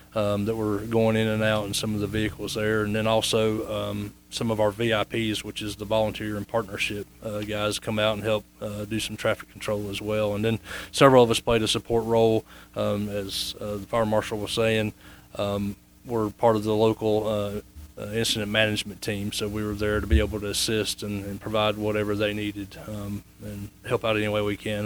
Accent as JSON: {"language": "English", "area": "Fruitland community, Henderson County", "region": "North Carolina", "country": "United States", "tie": "born or raised there", "said": "I grew up in the Fruitland community"}